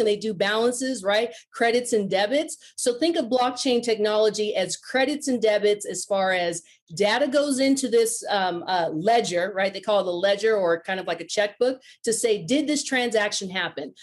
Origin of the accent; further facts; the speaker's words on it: Silicon Valley, California, United States; moved away; I'm originally from Silicon Valley